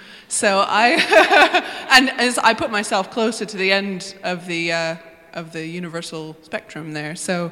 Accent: United States; now in United Kingdom; I think I might be the lone American in the room

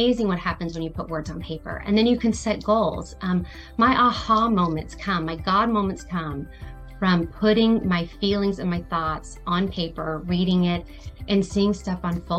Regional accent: Palm Harbor, Florida, United States; I do have some stores in my hometown in Palm Harbor, Dunedin, as well as in South Carolina on the coast

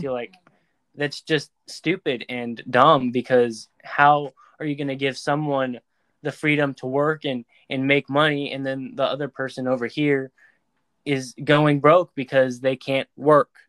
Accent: United States

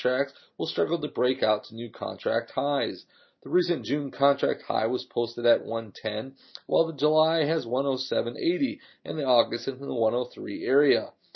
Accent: Bahia, Brazil; Bahia, my home state

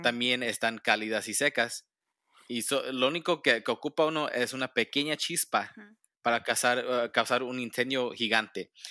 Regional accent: Los Angeles, California, United States; yo nací y me crié aquí en Los Ángeles también.

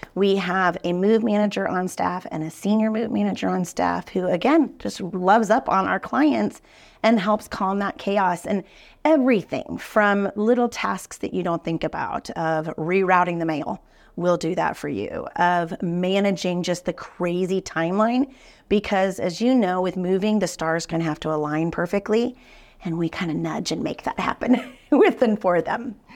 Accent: Denver, Colorado, United States; now in Kansas City, United States; grew up in Denver

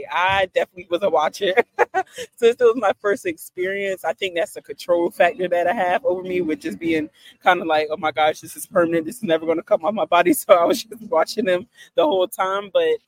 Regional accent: South Carolina, United States; moved away; I'm originally from South Carolina

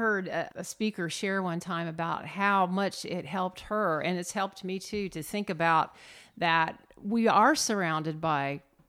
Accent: Indiana, United States; I'm from Indiana.

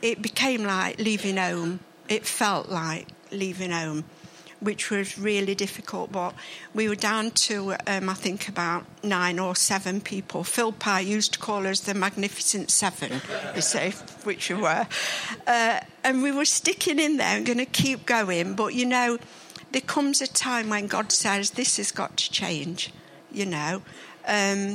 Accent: Mansfield, East Midlands, United Kingdom; also born or lived in Ladybrook; I was born in Bull Farm, about 10 minutes away from here

